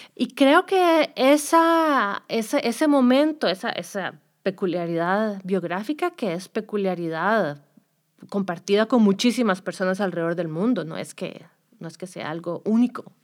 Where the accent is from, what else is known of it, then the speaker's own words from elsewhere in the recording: Costa Rica; moved away as an adult; now in United States; yo soy de Costa Rica, hice mi doctorado en Estados Unidos